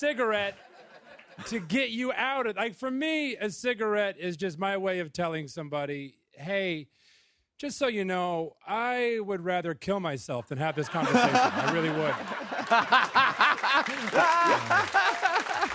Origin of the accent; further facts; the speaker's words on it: Missouri, United States; now in Brooklyn, United States; I grew up in Missouri